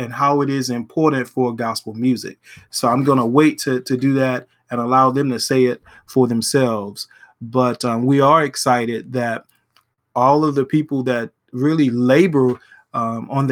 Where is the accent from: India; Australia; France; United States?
United States; Louisiana; my home state of Louisiana